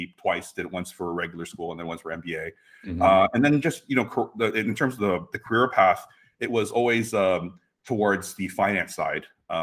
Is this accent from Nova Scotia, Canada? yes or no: no; Mississauga, Ontario, Canada; We grew up in Mississauga